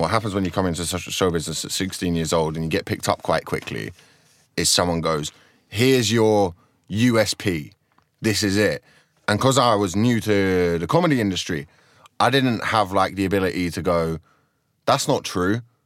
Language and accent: English; Croydon, London, United Kingdom; I just grew up in Croydon